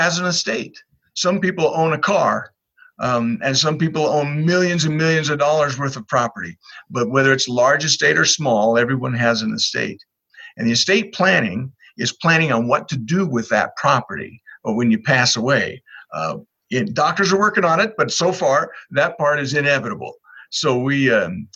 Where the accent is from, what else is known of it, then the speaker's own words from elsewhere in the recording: Corvallis, Oregon, United States; moved away as an adult; also born or lived in Utah; I was raised up in Corvallis, Oregon.